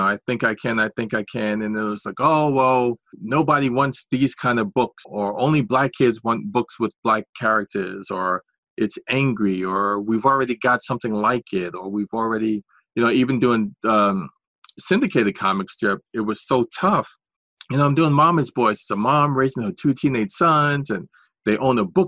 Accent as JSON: {"language": "English", "town": "New York City", "region": "New York", "country": "United States", "tie": "born or raised there", "said": "a 12-year-old African-American boy from Washington Heights, where I grew up in New York City"}